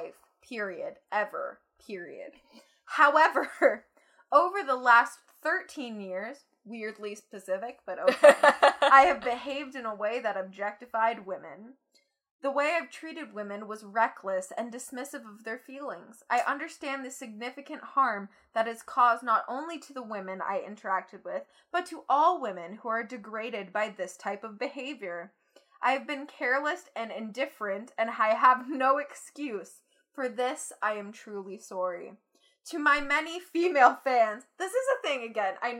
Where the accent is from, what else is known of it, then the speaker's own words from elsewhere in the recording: Canada; As a Canadian, being a teenager